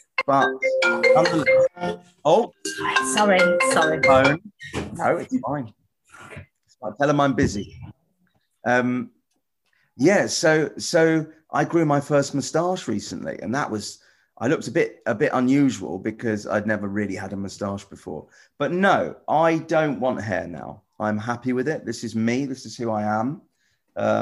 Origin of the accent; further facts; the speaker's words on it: near Wembley, London, United Kingdom; I grew up near Wembley.